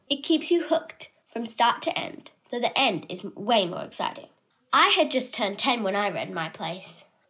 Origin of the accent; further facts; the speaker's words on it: Australia; I'm Australian.